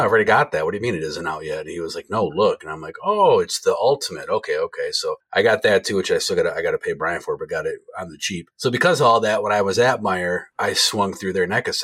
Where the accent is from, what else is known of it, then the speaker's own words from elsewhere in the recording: Jackson, United States; from my hometown of Jackson, just 20 minutes north of where I live